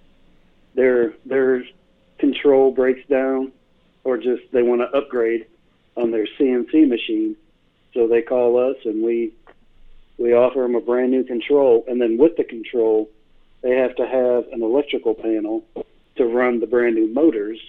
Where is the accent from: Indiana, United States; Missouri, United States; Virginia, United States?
Missouri, United States; Newburg; also born or lived in Rolla, Missouri; I grew up in a little itty bitty small town in Missouri called Newburgh.